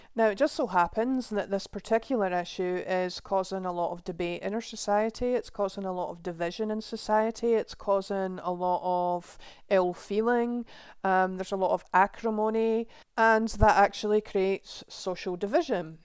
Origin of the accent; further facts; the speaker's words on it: Scotland, United Kingdom; my home country of Scotland